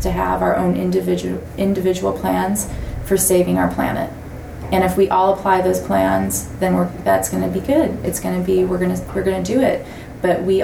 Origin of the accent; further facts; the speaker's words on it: Gwich'in, Alaska, United States; also born or lived in Bethany, Israel; I was born in the Lazaria in Bethany, Israel. Which is right above the Mount of Olives. And I was not raised there. I was raised with my Gwich’in culture